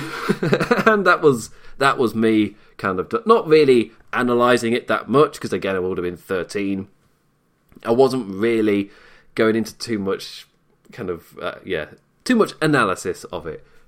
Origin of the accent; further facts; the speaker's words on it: United Kingdom; I am British